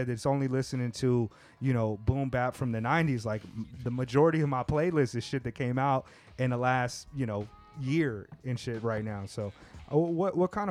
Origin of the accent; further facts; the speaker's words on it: California, United States; I grew up in California.